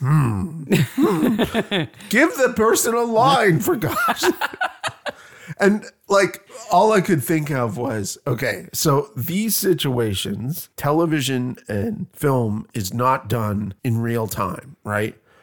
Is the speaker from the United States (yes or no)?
no; Canada; I'm crazy Canadian